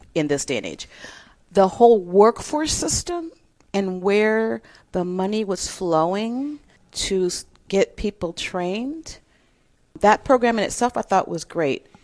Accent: Detroit, Michigan, United States; moved away as an adult; also born or lived in Iowa / Costa Rica; I'm from Detroit, Michigan, born and raised.

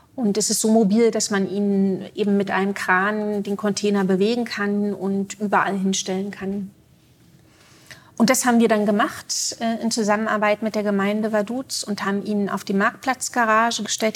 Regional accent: Berlin, Germany; moved away as an adult; now in Zurich, Switzerland; Ich würde mich auch nicht mehr als Berlinerin bezeichnen

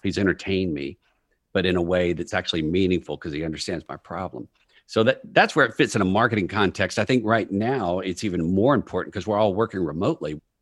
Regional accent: Texas, United States; moved away as an adult; also born or lived in New York; I'm from Texas. I moved up to New York after business school

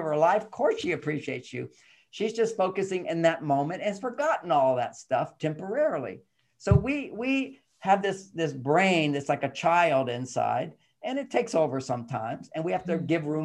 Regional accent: Texas, United States; I'm a guy growing up in Texas during the Vietnam War

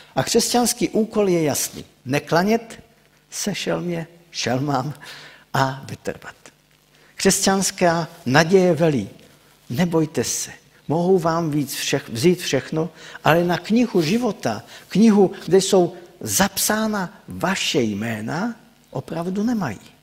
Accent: Czechia; also born or lived in Ostrava; pocházím z Odřichovic

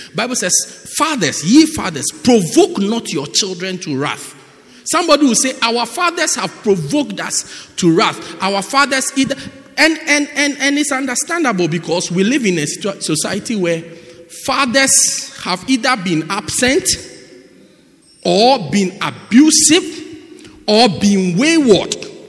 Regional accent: England, United Kingdom; born there; So then I was born in England.

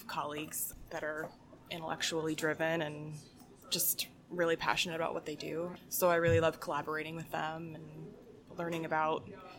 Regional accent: Delaware, United States; now in Rochester, United States; Mostly Delaware. I've moved around a lot, though.

